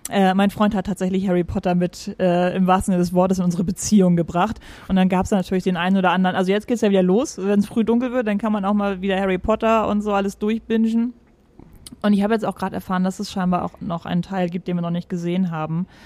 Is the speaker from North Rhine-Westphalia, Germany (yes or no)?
no; Saxony, Germany; now in Hamburg, Germany; wohne, also weit weg von Sachsen.